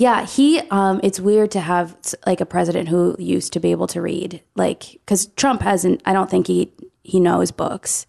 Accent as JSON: {"language": "English", "town": "Ann Arbor", "region": "Michigan", "country": "United States", "said": "I'm from Ann Arbor, Michigan"}